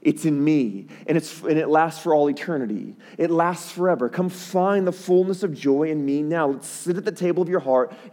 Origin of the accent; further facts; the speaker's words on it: Chicago, Illinois, United States; my hometown, Chicago. That's where I'm from